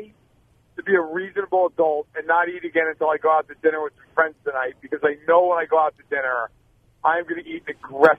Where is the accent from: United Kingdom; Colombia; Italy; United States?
United States; New York; moved away as an adult; also born or lived in Chicago, Illinois; now in Chicago area, United States; New York, my hometown, outside Chicago now, it's where I live